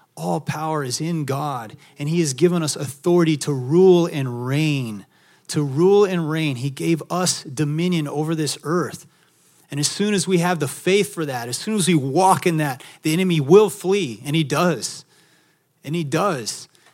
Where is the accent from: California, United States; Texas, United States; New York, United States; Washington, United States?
Texas, United States; also born or lived in Maui, Hawaii; now in San Diego, United States; I'm from Texas